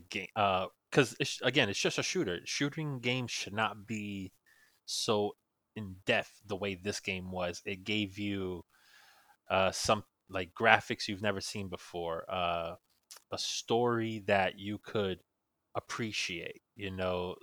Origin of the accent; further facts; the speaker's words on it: New York, United States; now in Florida, United States; I'm originally from New York, and, uh, so it was actually when I first moved down to Florida